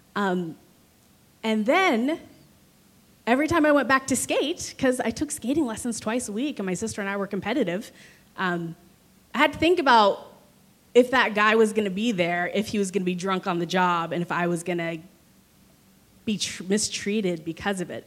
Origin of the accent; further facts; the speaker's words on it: Tulsa, Oklahoma, United States; moved away as an adult; also born or lived in Missouri, United States / Virginia, United States / San Francisco, United States; I grew up here in Tulsa, Oklahoma